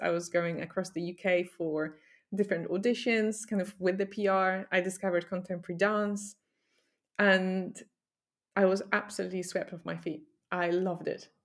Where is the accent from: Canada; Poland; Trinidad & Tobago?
Poland; moved away as an adult; now in United Kingdom; I grew up in Poland